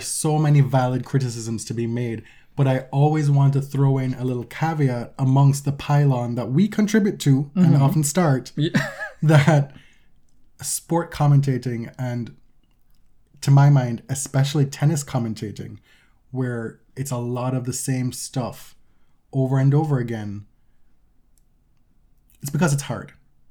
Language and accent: English; Jamaica; And I'm the Jamaican here.